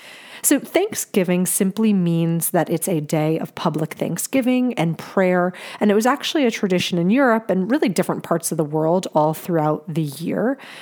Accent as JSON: {"language": "English", "region": "New Jersey", "country": "United States", "said": "which I'm from Jersey too, so go New Jersey."}